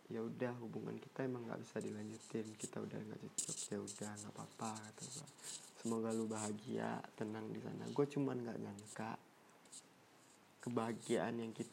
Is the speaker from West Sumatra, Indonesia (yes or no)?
yes; Padang, West Sumatra, Indonesia; Indonesian is a second language; oh ya btw gue nih orang Padang ya sorry kalau bahasa Indonesia gue kurang lancar kurang baik ya gue balik ke, ke Padang